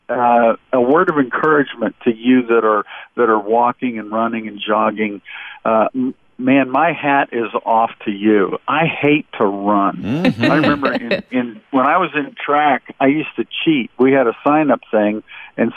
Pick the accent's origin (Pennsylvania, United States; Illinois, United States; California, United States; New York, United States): Pennsylvania, United States; Pittsburgh area; born or raised there; moved away